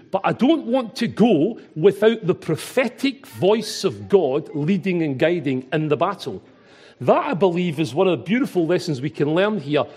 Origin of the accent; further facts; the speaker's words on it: Glasgow, Scotland, United Kingdom; accent: Glaswegian; my Glaswegian accent